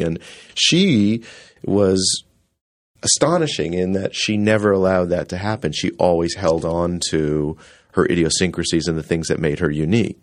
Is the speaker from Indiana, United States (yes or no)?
no; Rockford, Illinois, United States; I grew up in Rockford, Illinois, and we had so much theater in that little town